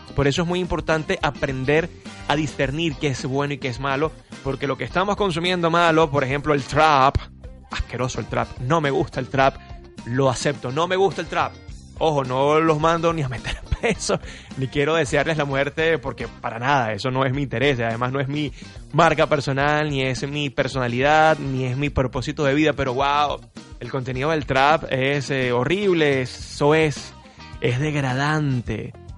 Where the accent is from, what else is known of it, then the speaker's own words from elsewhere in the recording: Venezuela; nosotros como venezolanos